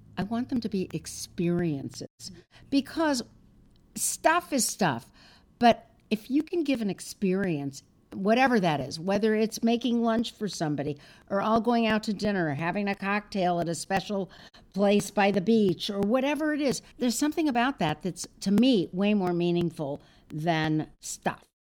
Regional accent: Los Angeles, California, United States; I grew up in Los Angeles and I had my deli.

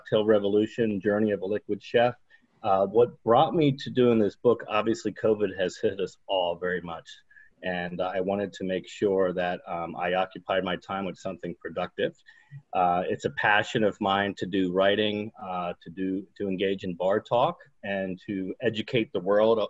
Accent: Harrisburg, Pennsylvania, United States; moved away as an adult; now in Geneva, United States; I'm originally from Harrisburg, Pennsylvania. I currently live in Geneva, New York

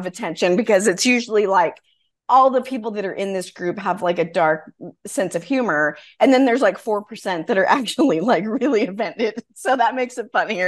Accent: Wyoming, United States; I grew up in Wyoming, which was the first state to allow women to vote.

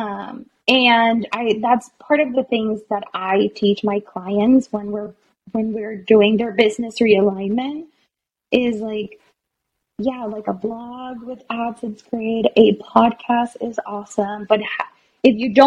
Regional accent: Puerto Rico; moved away; also born or lived in Boston; I was born in Puerto Rico.

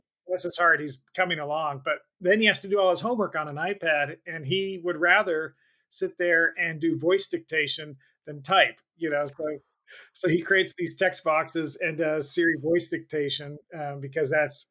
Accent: Katy, Texas, United States; moved away as an adult; now in Los Angeles, United States; growing up in Texas

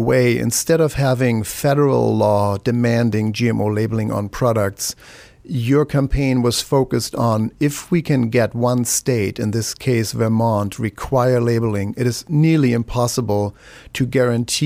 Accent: Germany; now in United States; I'm from Germany

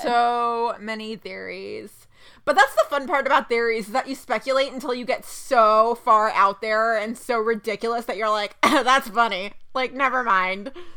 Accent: Dallas, Texas, United States; my hometown teams

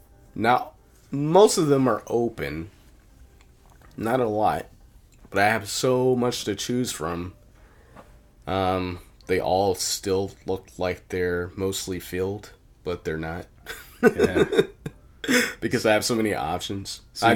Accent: Blackstone, Virginia, United States; now in Milwaukee, United States; I grew up in a small town in Blackstone, Virginia

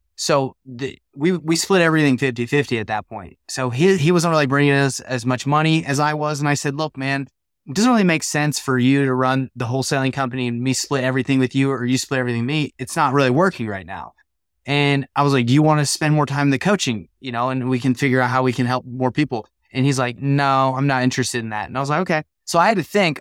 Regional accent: Salt Lake City, Utah, United States; I'm from Salt Lake City, Utah

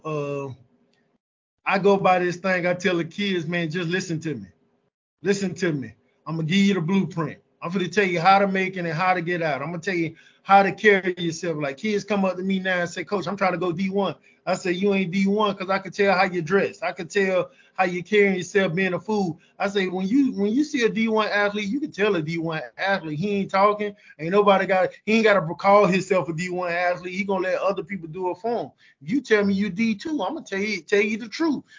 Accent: Jacksonville, Florida, United States; I'm from Jacksonville

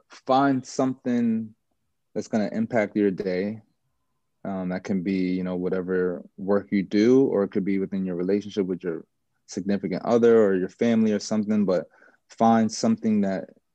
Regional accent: Jamaica; I'm Jamaican, so I love to play for the national team and stuff like that.

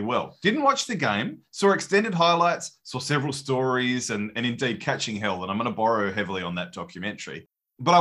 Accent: Australia; As an Aussie

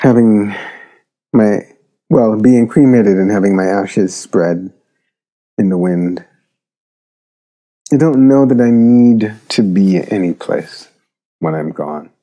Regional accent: Jamaica; moved away; also born or lived in Philadelphia; my memories of Jamaica create a kind of sense of home. Although, to be honest, I can't imagine going back to the island to live

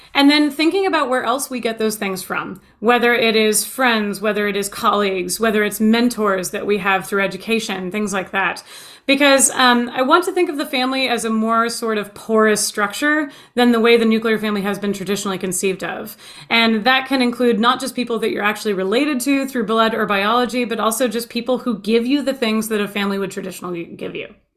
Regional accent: United States; my own nationalistic viewpoint is as an American, that's where I've been born and raised

